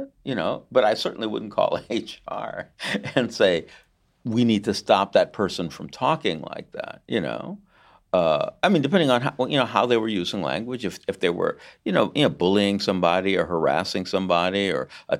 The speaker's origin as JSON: {"language": "English", "country": "United States", "said": "I'm American, right?"}